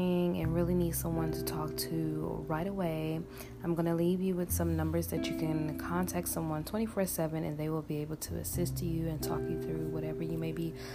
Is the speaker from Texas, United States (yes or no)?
yes; Houston, Texas, United States; my hometown in Houston, Texas